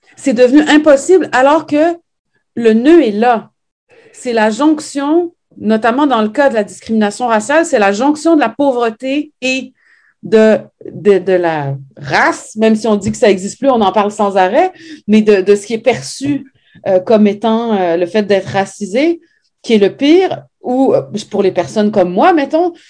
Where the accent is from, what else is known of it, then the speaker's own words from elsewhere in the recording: Montreal, Quebec, Canada; also born or lived in Saguenay, Quebec / France; on a quitté le Saguenay pour venir vivre à Montréal quand, en 76 quand j'avais 4 ans